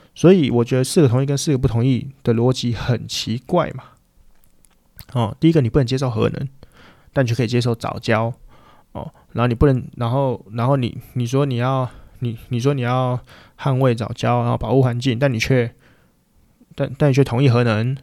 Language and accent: Chinese; Changhua County, Taiwan; now in Taipei, Taiwan; 但我是从小出生在彰化， 老家在彰化， 但事实上我都住在台北